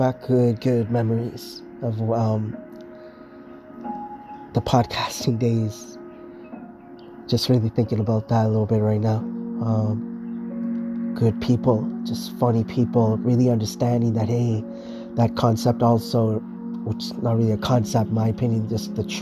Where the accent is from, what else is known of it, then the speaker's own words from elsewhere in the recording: Markham, Ontario, Canada; my hometown in Markham, Ontario, here in Canada